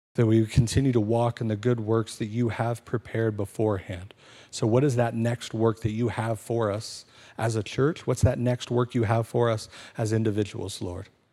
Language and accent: English; United States; my citizenship as an American